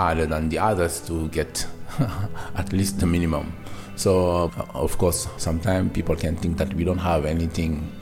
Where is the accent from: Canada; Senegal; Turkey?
Senegal; Dakar; moved away as an adult; now in Norway; I'm from Senegal, originally Dakar. I have been living in Norway for like 5 years